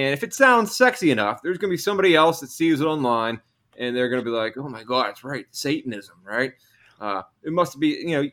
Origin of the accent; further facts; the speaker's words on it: Pennsylvania, United States; I grew up in Pennsylvania